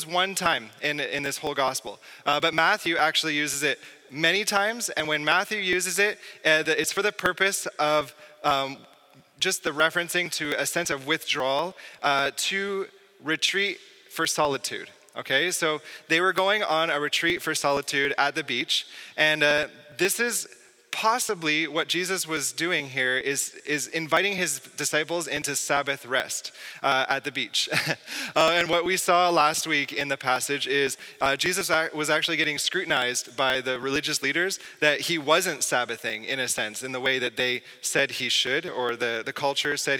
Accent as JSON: {"language": "English", "area": "southwest of Toronto", "region": "Ontario", "country": "Canada", "moved": "as an adult", "lives_now": "Quebec, Canada", "said": "I'm from Ontario, southwest of Toronto"}